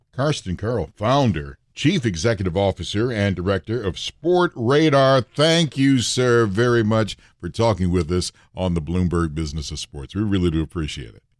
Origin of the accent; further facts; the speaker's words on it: Detroit, Michigan, United States; Was born and raised in Detroit